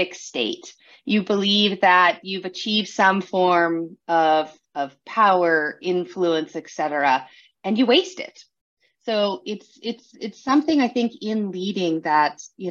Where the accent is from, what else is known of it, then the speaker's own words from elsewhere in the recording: San Juan Islands, Washington, United States; I grew up in the San Juan Islands up in Washington State in the U.S.